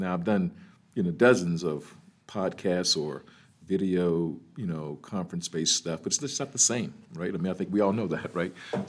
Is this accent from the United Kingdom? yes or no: no; Birmingham, Alabama, United States; now in Virginia, United States; I'm originally from Birmingham, Alabama.